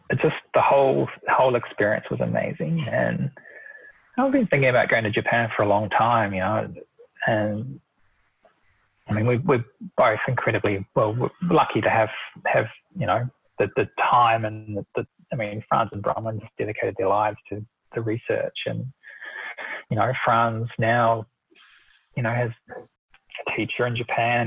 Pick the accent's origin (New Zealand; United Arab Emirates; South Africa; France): New Zealand; moved away as an adult; now in Australia; I'm originally from New Zealand and I moved to Australia in 2001